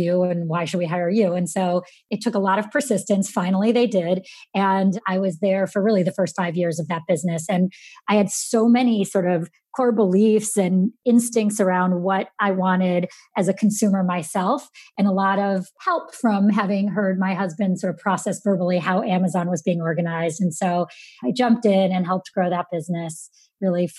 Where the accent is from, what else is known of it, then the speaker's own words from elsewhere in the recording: Syracuse, New York, United States; I grew up in Syracuse, New York